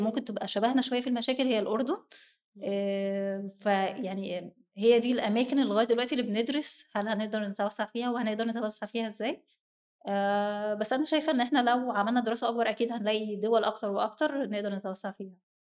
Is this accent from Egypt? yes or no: yes; Egypt; عندنا في مصر هنا